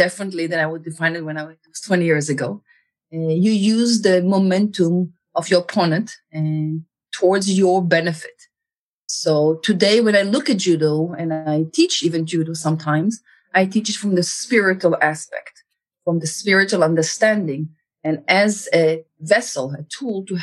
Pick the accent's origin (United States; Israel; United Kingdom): Israel; moved away; I was born in Israel. I grew up in Israel.